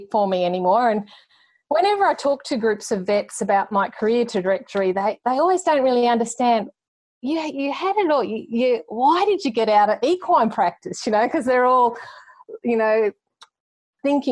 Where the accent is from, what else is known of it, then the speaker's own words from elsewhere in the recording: Cowra, New South Wales, Australia; moved away as an adult; also born or lived in Tamworth / United Kingdom; the opportunity was there to come back into practice at Cowra